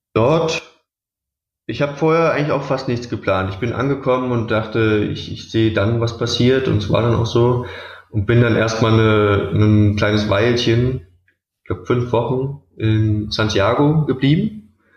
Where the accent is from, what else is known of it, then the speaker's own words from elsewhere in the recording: Berlin, Germany; ich komme aus Berlin